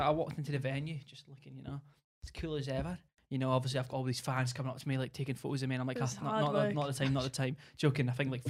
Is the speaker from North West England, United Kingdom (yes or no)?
no; Scotland, United Kingdom; I think that I followed some Scottish people because obviously, you know, I'm Scottish.